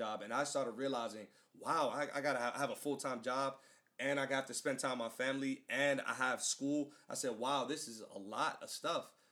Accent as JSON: {"language": "English", "country": "United States", "tie": "born or raised there", "said": "born and raised in the United States"}